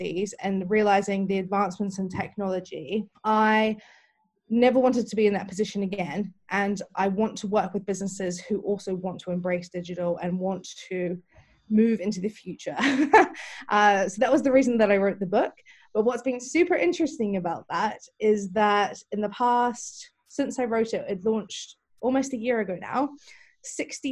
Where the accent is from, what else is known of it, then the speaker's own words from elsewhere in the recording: New Zealand; moved away as an adult; now in London, United Kingdom; originally, I'm actually from New Zealand, and I moved to London in 2006